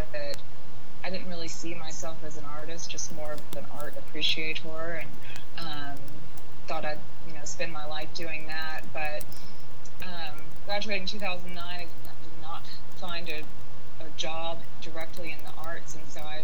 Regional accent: Jackson, Mississippi, United States; moved away as an adult; now in Memphis, United States; I'm actually from Jackson, Mississippi, which is quite close, you know, just 3 hours south, and came up to Memphis for college

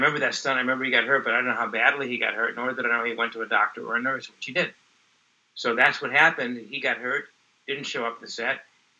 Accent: Florida, United States; I've been acting since I was 15 years old when I grew up in Florida.

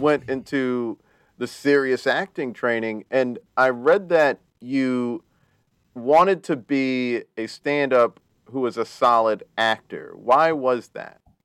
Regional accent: South Carolina, United States; I'm from South Carolina and North Carolina. Yeah. But I mostly lived in South Carolina

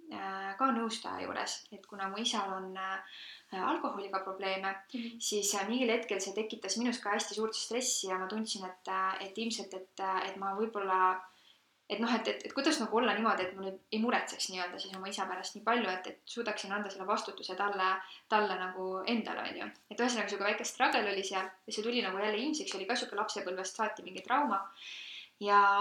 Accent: Loksa, Harju County, Estonia; sellest kohast, kust ma pärit olen, et Loksa

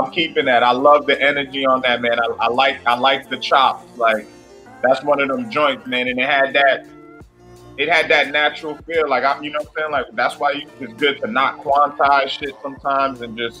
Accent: Methuen, Massachusetts, United States; now in New Hampshire, United States; I was raised in Methuen, but then I had my formative years in Lawrence, and then I met my wife in New Hampshire, you know what I'm saying? So that's where I'm raising my family now.

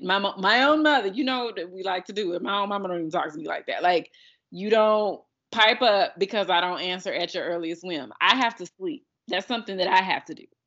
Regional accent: United States; as an American

